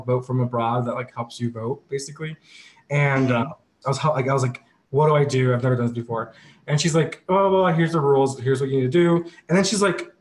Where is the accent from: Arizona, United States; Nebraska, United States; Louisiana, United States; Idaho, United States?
Arizona, United States; Phoenix; now in New York City, United States; we're from Arizona